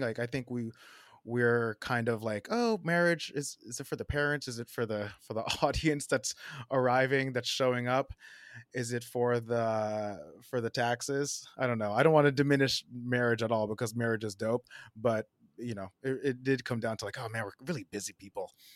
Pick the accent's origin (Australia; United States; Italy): United States; New Jersey; moved away as an adult; also born or lived in Portland, Oregon; now in Brooklyn, United States; born in New Jersey, uh, kinda born and raised